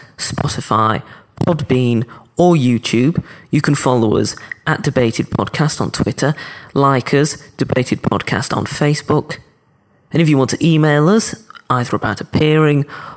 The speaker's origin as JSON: {"language": "English", "region": "Yorkshire and the Humber", "country": "United Kingdom", "said": "I say this as a Yorkshireman myself"}